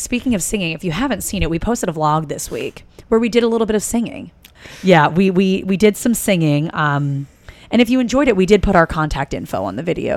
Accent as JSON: {"language": "English", "region": "East Coast", "country": "United States", "moved": "yes", "said": "I'm from the East Coast. So getting to New York, we would go up and see shows."}